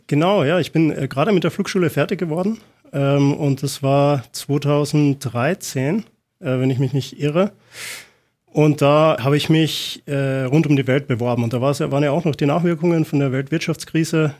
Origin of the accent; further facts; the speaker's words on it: Austria; moved away; ich komme ursprünglich aus Österreich